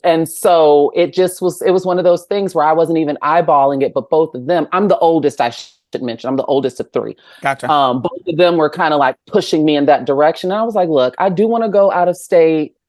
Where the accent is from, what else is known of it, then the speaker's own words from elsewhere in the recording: Chicagoland area, Illinois, United States; from the Chicagoland area